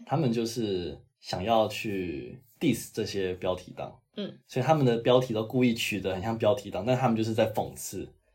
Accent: Taiwan

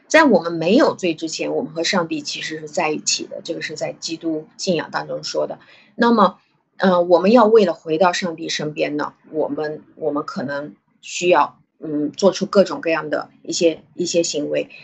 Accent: China; 我中国人

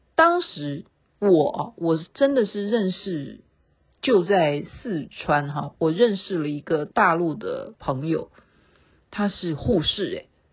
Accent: Taiwan; 我们台湾人就在骂，我们台湾就在骂哈

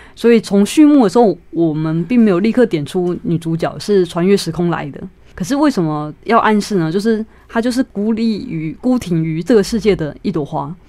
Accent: Taichung, Taiwan; 我和我妹妹都是在眷村长大

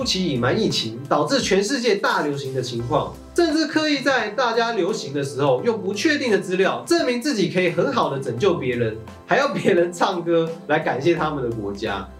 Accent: Taiwan; 或许这才是我们台湾人更该要注意的意。

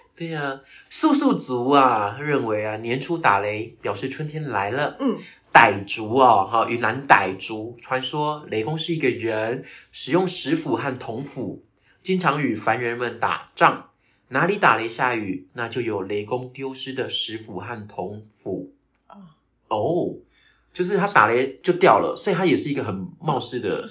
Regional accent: Tainan, Taiwan; first language Taiwanese Hokkien; also born or lived in Kaohsiung / Australia; 因为我的老家在台南，嗯。台南归园那边，那归园我们每次回高雄就会经过官庙

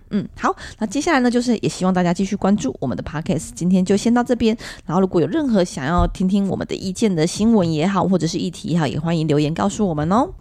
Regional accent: Taiwan; 以前我虽然在客家庄长大，但我对客家语言其实非常陌生，因为我们那时候还有在推行讲国语的时代

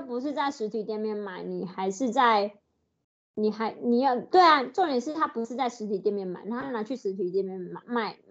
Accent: Ho Chi Minh City, Vietnam; Chinese is a second language; now in Taiwan; 我是来自越南胡志明市的 … ，我很喜欢看台湾的电视

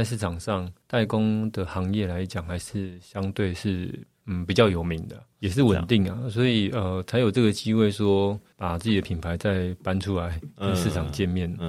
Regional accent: Taipei, Taiwan; 就在大道城啊，以前的公司就在我家楼下。

